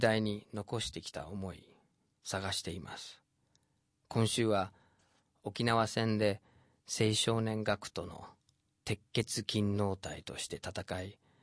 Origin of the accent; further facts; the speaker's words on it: United States; 僕自身アメリカに生まれ育って